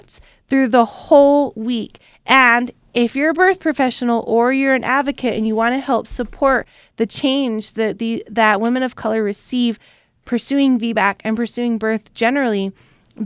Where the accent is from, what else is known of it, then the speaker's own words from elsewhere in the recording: Utah, United States; we're from Utah, which is mostly white